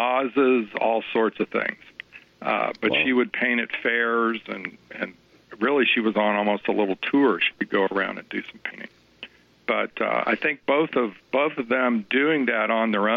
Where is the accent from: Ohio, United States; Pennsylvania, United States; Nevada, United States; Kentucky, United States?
Kentucky, United States; Louisville; I'm from Louisville, Kentucky.